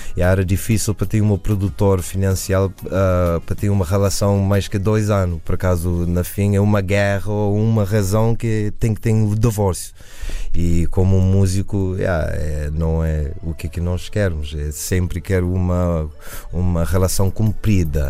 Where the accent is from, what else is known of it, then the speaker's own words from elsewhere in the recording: United States; eu nasci na América